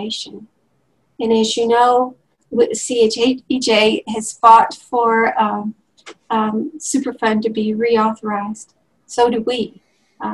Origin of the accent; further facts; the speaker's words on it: West Texas, United States; also born or lived in Cherokee Reservation, Northeast Oklahoma; now in Oklahoma, United States; I grew up in West Texas